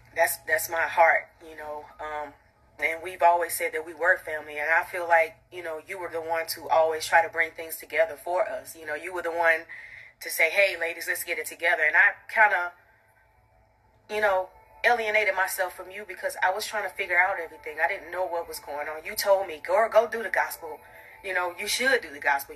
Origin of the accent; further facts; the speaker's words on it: College Park, Georgia, United States; I'm from College Park